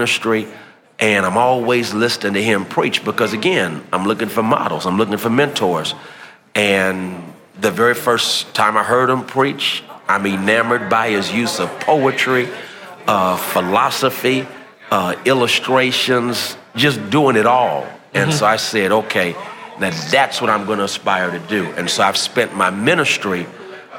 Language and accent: English; San Francisco, California, United States; I grew up in San Francisco